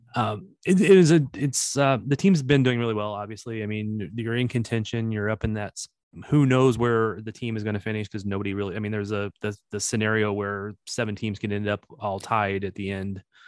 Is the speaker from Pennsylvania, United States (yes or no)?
no; Missouri, United States; accent: Missouri; my Missouri accent